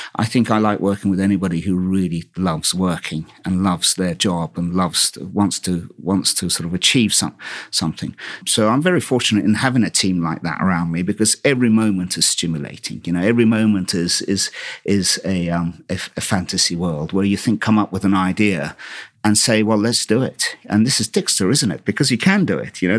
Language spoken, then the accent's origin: English; Istanbul, Turkey; born or raised there; also born or lived in Brighton, United Kingdom; now in United Kingdom